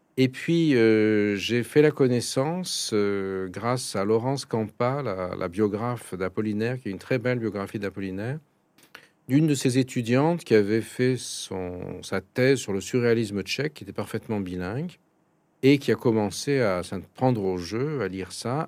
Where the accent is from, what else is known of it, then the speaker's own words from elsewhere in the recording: Paris, Île-de-France, France; j'ai été éduqué en français, je suis né à Paris